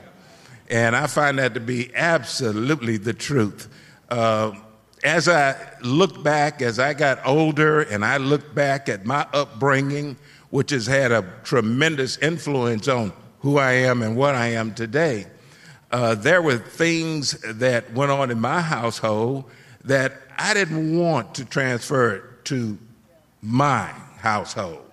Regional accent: Houston, Texas, United States; moved away; I'm originally from Houston, Texas, and I grew up in a pretty traditional home setting

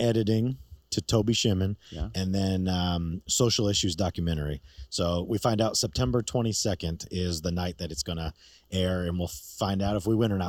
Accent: New York, United States; moved away; I'm from New York originally.

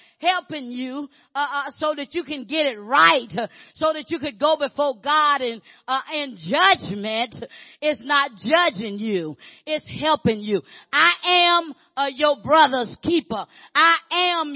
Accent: Arkansas, United States; I grew up in Arkansas.

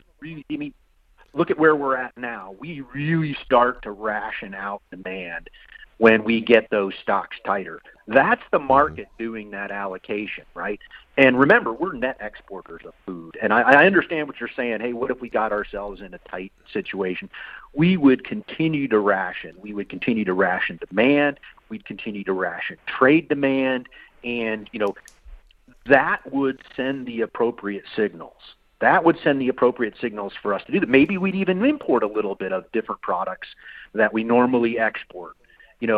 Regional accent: Iowa, United States; I'm from Iowa

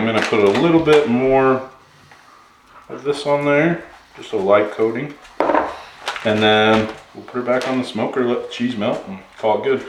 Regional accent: United States; So growing up in Utah/Idaho

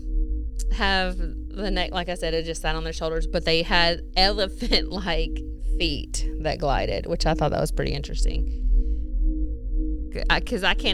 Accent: Mississippi, United States; accent: Mississippi; my Mississippi accent

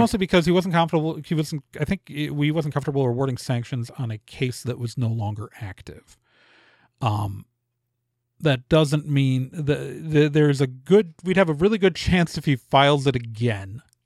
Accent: Milwaukee, Wisconsin, United States; moved away; also born or lived in Chicago area, Illinois / Indiana; I grew up in Milwaukee mostly, but my parents are both from Illinois

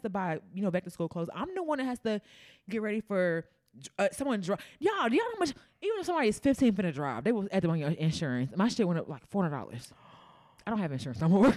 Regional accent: Memphis, Tennessee, United States; I'm from Memphis

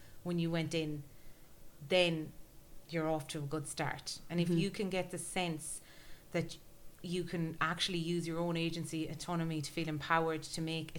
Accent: Galway, Connacht, Ireland; I grew up in Galway, right? In the middle of nowhere

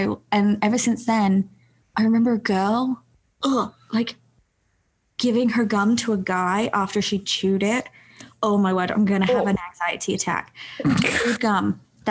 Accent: England, United Kingdom; moved away; I grew up in England.

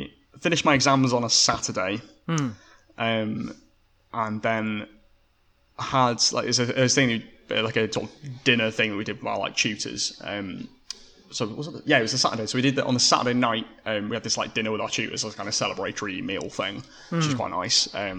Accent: Cumbria, North West England, United Kingdom; moved away; also born or lived in Oxford; Matthew went back up to our kind of homeland in the north. We're both from Cumbria originally.

